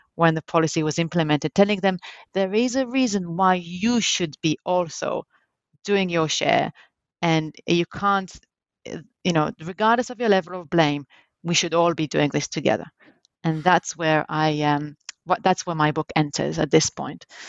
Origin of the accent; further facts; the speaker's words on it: Jerusalem, Jerusalem District, Israel; I was born in Jerusalem, in Israel, and that's where actually I grew up